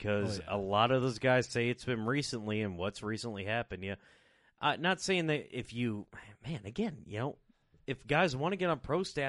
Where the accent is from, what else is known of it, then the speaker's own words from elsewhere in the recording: United States; I'm an American first, capitalist second, and then, you know, working man third